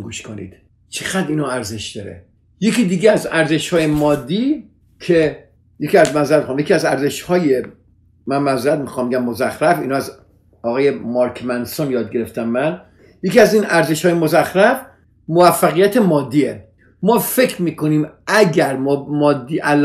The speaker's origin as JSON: {"language": "Persian", "country": "Iran", "moved": "yes", "lives_now": "United States", "said": "ما همه ایرانی هستیم"}